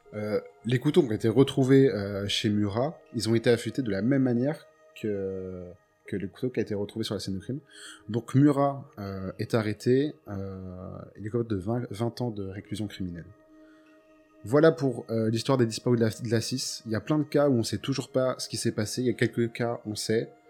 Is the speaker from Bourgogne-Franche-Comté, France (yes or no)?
yes; Montceau-les-Mines, Bourgogne-Franche-Comté, France; ma ville natale qui est Montsolémy dans Saône-et-Loire